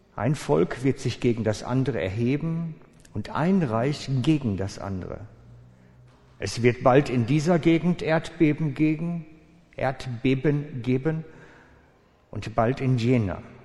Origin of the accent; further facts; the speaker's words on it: Switzerland; als Schweizer Menschen